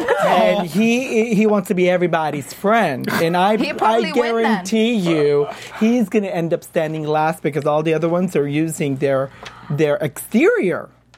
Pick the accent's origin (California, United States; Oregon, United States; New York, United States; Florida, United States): California, United States; Beverly Hills; I'm from Beverly Hills.